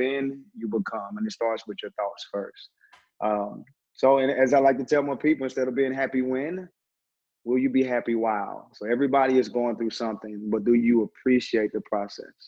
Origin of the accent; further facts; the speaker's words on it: Terrell, Texas, United States; now in Dallas, United States; I hail all the way from Terrell, Texas